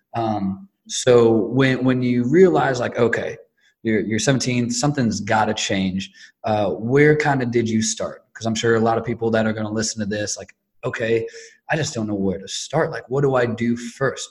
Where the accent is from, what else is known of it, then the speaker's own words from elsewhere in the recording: Northwest Indiana, United States; now in Indianapolis, United States; we're in Indianapolis currently, but I'm from Northwest Indiana, so real close to Chicago without crossing the border